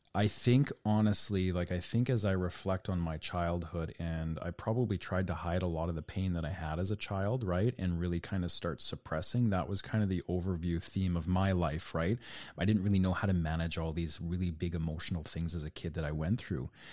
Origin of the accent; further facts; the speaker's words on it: Canada; for me as a Canadian